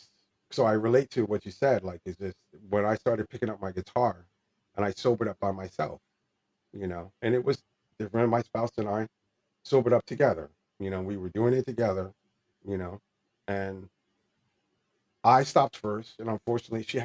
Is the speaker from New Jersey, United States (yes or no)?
yes; New Jersey, United States; also born or lived in California; we're from New Jersey.